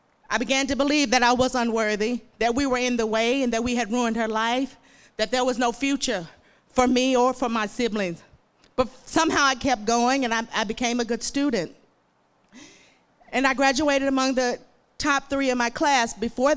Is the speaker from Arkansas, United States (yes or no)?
yes; Emerson, Arkansas, United States; moved away as an adult; also born or lived in Magnolia, Arkansas; now in Hot Springs, United States; I was born and raised in Emerson, Arkansas, a small town just above the Louisiana state line.